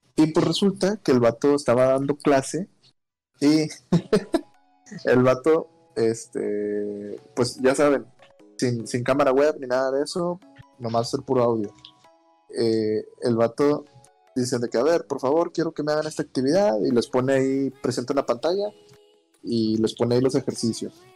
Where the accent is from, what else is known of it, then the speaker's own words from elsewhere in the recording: Monclova, Coahuila, Mexico; moved away; mi ciudad natal, allá Monclova, Monclova, Coahuila